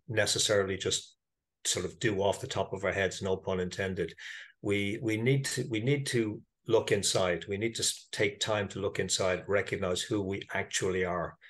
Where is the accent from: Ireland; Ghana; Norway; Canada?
Ireland; I am Irish. I live in Dublin